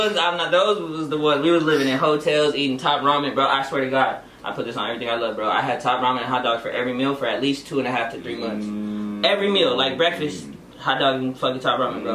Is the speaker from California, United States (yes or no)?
yes; Orange County, California, United States; also born or lived in Bellflower, California; it was like mainly mainly Orange County